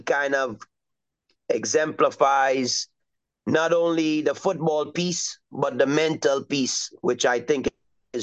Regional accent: Trinidad & Tobago; now in United States; I'm originally from Trinidad and Tobago, which is in the Southern Caribbean

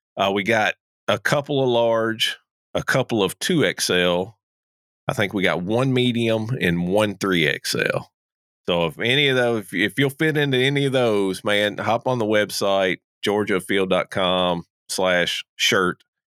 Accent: Kentucky, United States; moved away; I'm originally from Kentucky

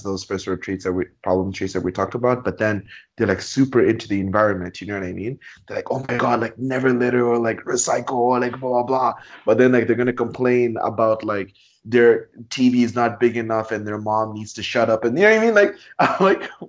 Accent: Zambia; now in Canada; growing up in Zambia

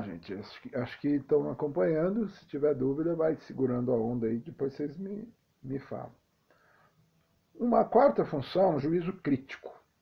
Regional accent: São Paulo, Brazil; a minha infância em São Paulo foi interessante, porque eu sou de periferia

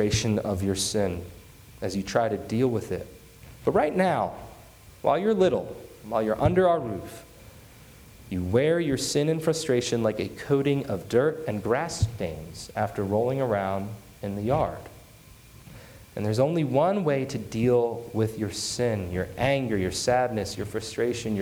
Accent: United States; ourselves as American Christians

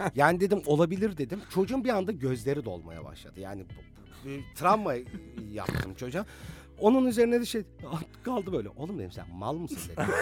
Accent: Bursa, Turkey; Bir Bursalı olarak

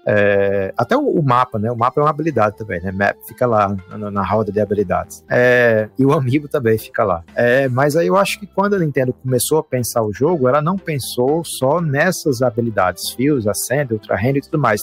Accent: Brazil; nós somos brasileiros, a gente sabe a condição do nosso país

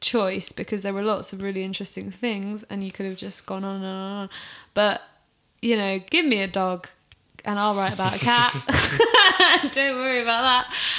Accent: South East England, United Kingdom; now in Manchester, United Kingdom; I've lived in Manchester for 6-7 years and I'm from Oxfordshire which you can probably hear nuances of throughout.

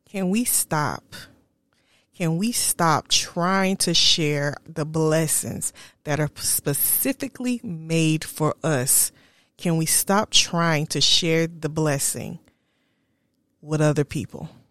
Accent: South Carolina, United States; moved away as an adult; also born or lived in Charlotte, North Carolina; now in Texas, United States; I kept going back to South Carolina. Kept going backwards. Kept trying to see what was there. Kept dating men from South Carolina, knowing I wanted to get away from that, from my hometown

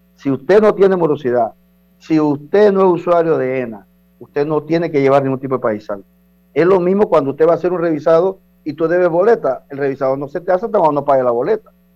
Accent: Chiriquí, Panama; moved away; allá en, en, mi tierra, en Chiriquí

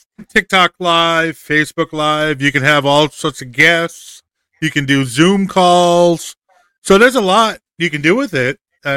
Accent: Massachusetts, United States; moved away as an adult; now in Florida, United States; I'm originally from Massachusetts, so I'm used to cold.

